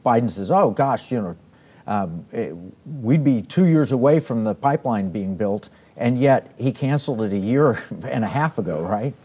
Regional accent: Oklahoma, United States; now in Texas, United States; I grew up in Oklahoma, uh, and, and I live in Texas

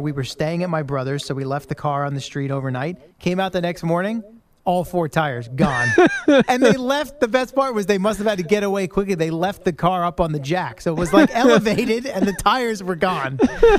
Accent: Northern Virginia, United States; also born or lived in Queens, New York; I originate from Queens, right? So I was born in Queens. I lived there till I was four. We moved to Northern Virginia for my dad's job.

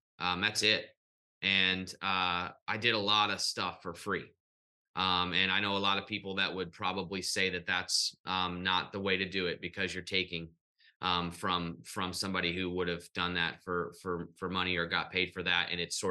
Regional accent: St. Louis, Missouri, United States; I wish we had this in St. Louis. And Bartels was like, it is in St. Louis. I'm from North County.

